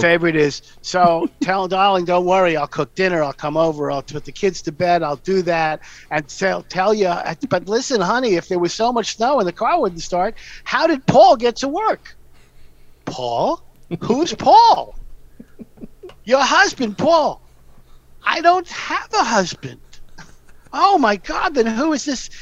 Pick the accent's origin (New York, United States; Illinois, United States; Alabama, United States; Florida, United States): New York, United States; New York City; I grew up in the West Village when it was truly Italian Irish neighborhood.